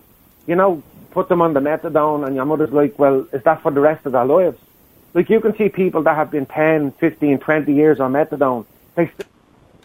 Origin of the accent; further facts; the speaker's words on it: Dublin, Leinster, Ireland; when I was growing up in Blanchardstown